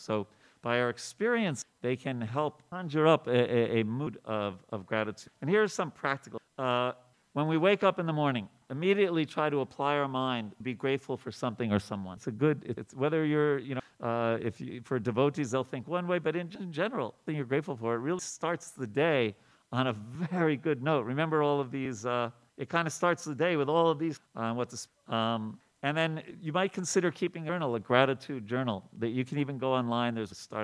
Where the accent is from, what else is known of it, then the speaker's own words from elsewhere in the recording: New York, United States; When I grew up in New York